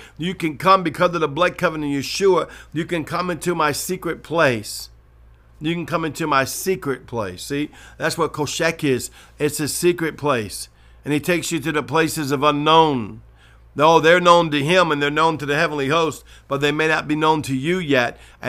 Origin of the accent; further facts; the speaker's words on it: New Orleans, Louisiana, United States; I remember the first time I heard the word mystic from Justin Abraham, and I'm from New Orleans